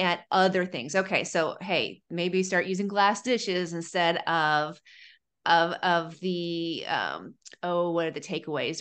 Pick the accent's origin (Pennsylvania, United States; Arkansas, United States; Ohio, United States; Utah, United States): Ohio, United States; I'm from Ohio